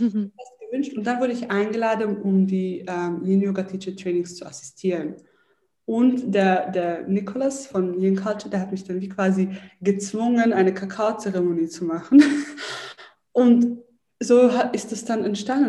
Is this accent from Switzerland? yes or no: yes; Zurich, Switzerland; ich bin in Zürich aufgewachsen